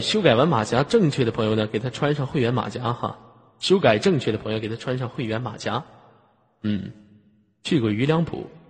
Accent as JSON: {"language": "Chinese", "town": "Tongliao", "region": "Inner Mongolia", "country": "China", "tie": "born or raised there", "said": "我就是内蒙古葱寮的"}